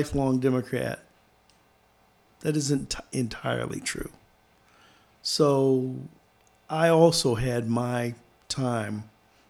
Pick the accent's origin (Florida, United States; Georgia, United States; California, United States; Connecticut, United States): Florida, United States; now in Washington State, United States; now, I live in Washington State, but I come from Florida. And a whole lot of my formation was dealing not only in Florida, but kind of throughout the South.